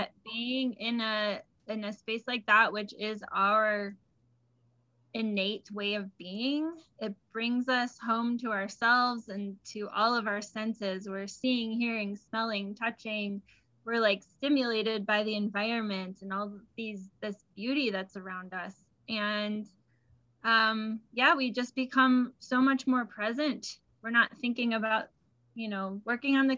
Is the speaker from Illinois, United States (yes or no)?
yes; Illinois, United States; I grew up in Illinois and I used to spend the summers in Michigan.